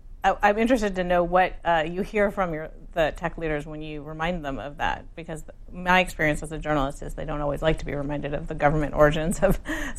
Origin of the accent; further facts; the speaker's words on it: Palo Alto, California, United States; I grew up in Palo Alto, which is not your district, but a few miles away.